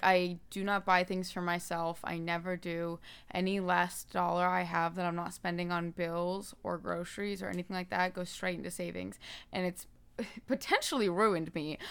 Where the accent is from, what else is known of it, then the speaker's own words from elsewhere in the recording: Daytona Beach, Florida, United States; moved away as an adult; now in Nashville, United States; I moved here from Daytona Beach